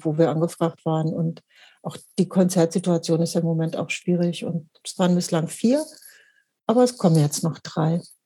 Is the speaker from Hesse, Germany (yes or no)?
no; Hanover, Lower Saxony, Germany; moved away as an adult; now in Hamburg, Germany; ich bin äh, in Mittelfeld groß geworden in Hannover